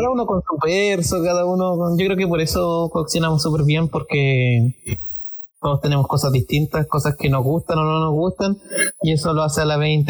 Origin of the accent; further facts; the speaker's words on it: Hualpén, Biobío, Chile; Soy igual penino Walpenino de Corazón, octava región, región del Biobío, grande Walpen, la más grande de Chile.